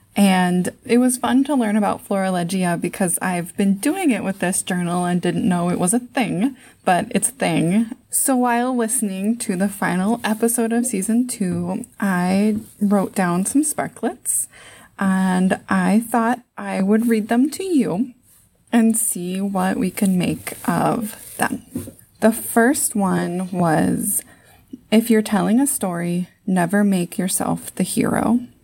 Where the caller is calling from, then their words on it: Saint Paul, Minnesota, United States; I'm calling from Saint Paul, Minnesota.